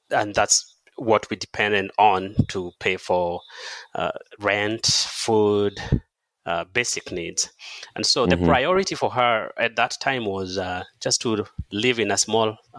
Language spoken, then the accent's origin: English; Loitokitok, Kajiado County, Kenya; moved away; also born or lived in United States; I was born in Kenya in a small village, and then I was raised near Mount Kilimanjaro, a place called Oloitoktok